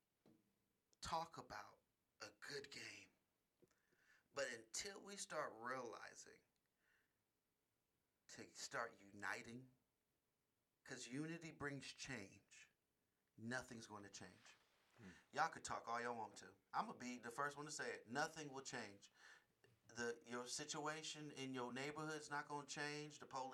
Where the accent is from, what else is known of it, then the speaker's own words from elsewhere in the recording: Oakland, California, United States; now in Las Vegas, United States; I come from Oakland, the Oakland Bay Area.